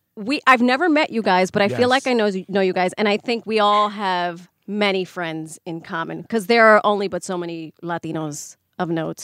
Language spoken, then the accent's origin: English; New York City, New York, United States; I was born and raised in the Bronx.